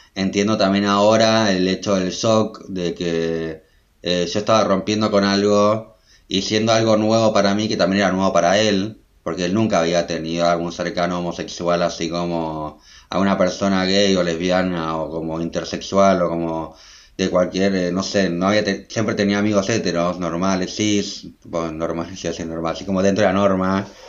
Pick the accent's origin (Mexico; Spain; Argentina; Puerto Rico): Argentina; Adrogué, Buenos Aires Province; also born or lived in Berlin; yo soy de Adroé, que es una ciudad que queda como a una hora de Buenos Aires capital